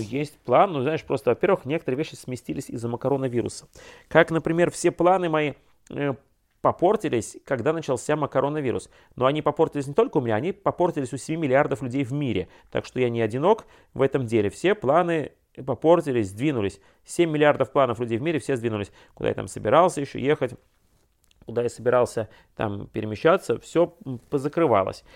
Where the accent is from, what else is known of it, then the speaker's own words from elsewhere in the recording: Russia; я, путешественник из России